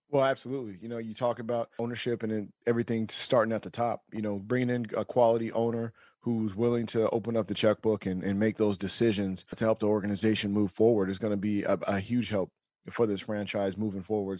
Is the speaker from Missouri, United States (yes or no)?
no; Sacramento, California, United States; where I was born in Sacramento